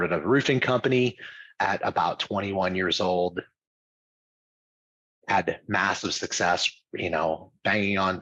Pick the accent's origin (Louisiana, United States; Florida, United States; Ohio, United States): Louisiana, United States; moved away as an adult; also born or lived in Dallas, Texas; I grew up in Louisiana.